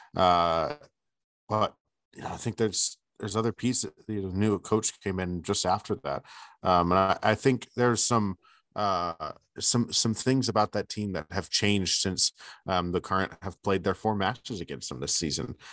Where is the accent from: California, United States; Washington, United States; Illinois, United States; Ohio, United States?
California, United States; Bay Area, Northern; moved away; I grew up in the Bay Area, in Northern California, in the Bay Area